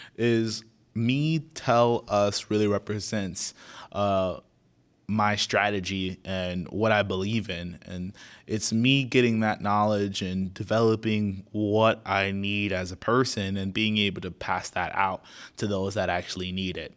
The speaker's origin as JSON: {"language": "English", "town": "Naples", "region": "Florida", "country": "United States", "tie": "born or raised there", "said": "born and raised in Naples, Florida"}